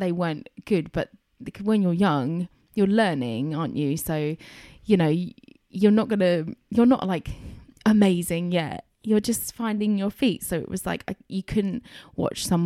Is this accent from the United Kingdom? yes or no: yes; Chelmsford, East of England, United Kingdom; growing up in Chelmsford